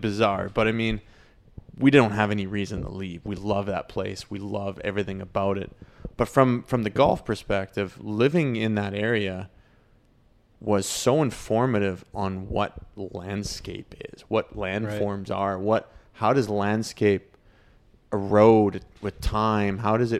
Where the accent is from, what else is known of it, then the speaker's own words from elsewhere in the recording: Canmore, Alberta, Canada; Growing up, where I grew up in Canmore, Banff, like it's the same.